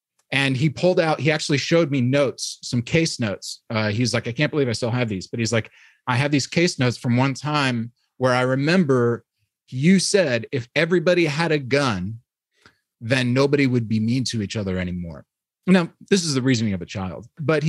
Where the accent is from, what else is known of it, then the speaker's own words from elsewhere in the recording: New York, United States; now in Midwest, United States; there's still something that I don't get about it just because I'm from New York. And so I was raised in a Christian environment